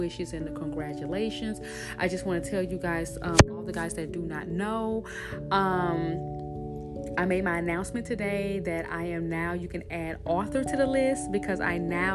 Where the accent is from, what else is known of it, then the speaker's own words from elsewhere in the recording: Shreveport, Louisiana, United States; my church in Shreveport, Louisiana. That's my hometown